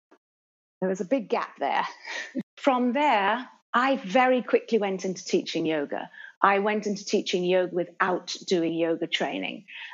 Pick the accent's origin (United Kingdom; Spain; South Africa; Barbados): Barbados; also born or lived in Jamaica; So I was actually born in Jamaica and then came to Barbados at 6, which you correctly said.